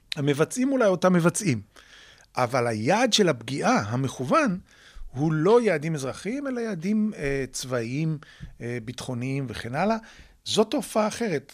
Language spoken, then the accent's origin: Hebrew; Israel